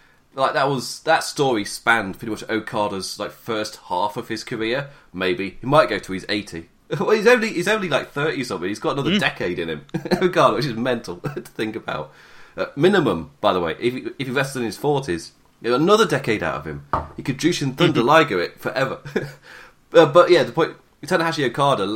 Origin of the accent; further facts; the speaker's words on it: England, United Kingdom; I'm English.